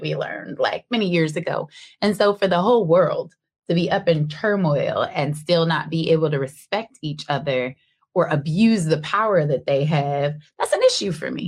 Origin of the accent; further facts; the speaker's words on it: Seattle, Washington, United States; I was born and raised in Seattle